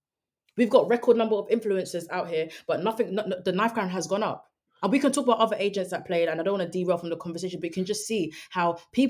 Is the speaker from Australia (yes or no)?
no; United Kingdom; But we are also political people just as British people, because of the role our government plays in international geopolitics.